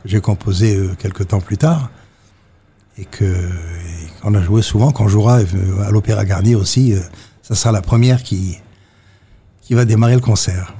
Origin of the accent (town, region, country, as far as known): Monaco; born or raised there